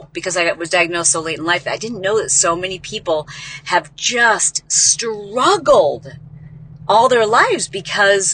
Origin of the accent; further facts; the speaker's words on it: Midwest, United States; We are so nice in the Midwest